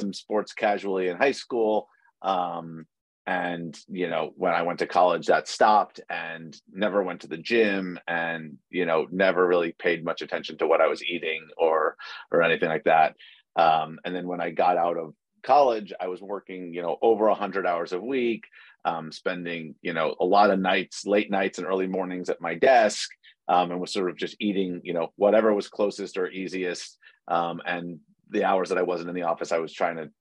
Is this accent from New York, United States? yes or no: yes; New York City, New York, United States; moved away as an adult; I was born and raised in New York City, and spent my entire life there until the pandemic hit